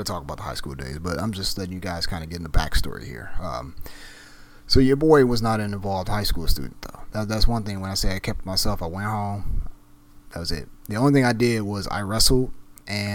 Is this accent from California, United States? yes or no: no; Southfield, Michigan, United States; I graduated from Southfield Lathrop High School out in Southfield, Michigan, my hometown